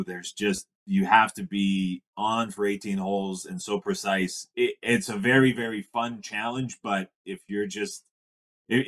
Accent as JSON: {"language": "English", "country": "Canada", "said": "I'm from Canada here"}